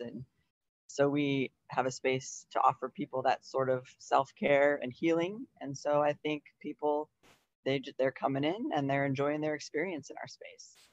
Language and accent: English; Iowa, United States; moved away as an adult; also born or lived in Colorado; I am born and raised in Iowa